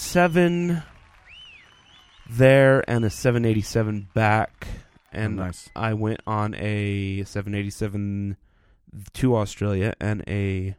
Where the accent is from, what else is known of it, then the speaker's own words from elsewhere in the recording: Utah, United States; when you tell somebody you're from Utah, you normally say I'm from Salt Lake because most people know Salt Lake.